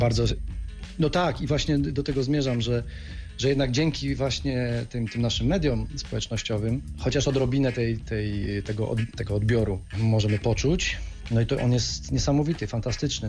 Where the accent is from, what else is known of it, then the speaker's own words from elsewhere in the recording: Środa Śląska, Lower Silesian Voivodeship, Poland; ja jestem ze Środy Śląskiej